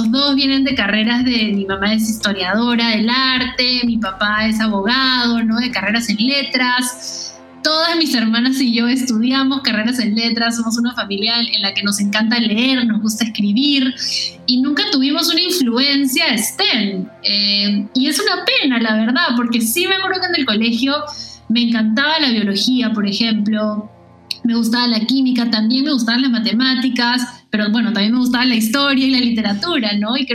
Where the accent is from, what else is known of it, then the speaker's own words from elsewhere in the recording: Lima, Peru; yo soy de Lima, Perú. Aquí nací, sí de hecho, soy de una familia de mujeres, tengo, somos tres, tres hermanas, eh, yo soy la hija del medio.